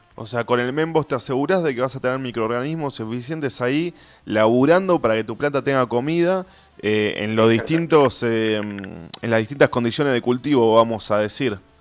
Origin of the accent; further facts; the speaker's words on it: Avellaneda, Buenos Aires Province, Argentina; yo soy de Avellaneda de Herli